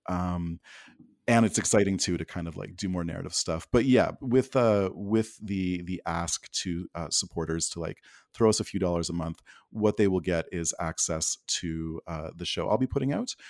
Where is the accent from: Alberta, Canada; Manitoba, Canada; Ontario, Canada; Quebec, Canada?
Alberta, Canada; moved away as an adult; I grew up in Alberta. I was there for, uh, high school and university from nineteen ninety-two to the year two thousand.